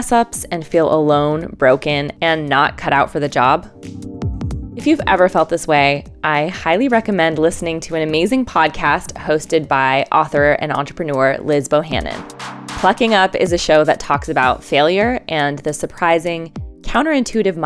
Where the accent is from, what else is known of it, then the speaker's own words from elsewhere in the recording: Iowa, United States; My hometown in Iowa is just a few hours' drive from Minneapolis